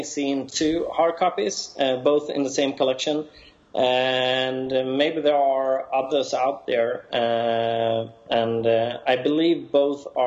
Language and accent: English; Sweden; accent: Swedish; my Swedish accent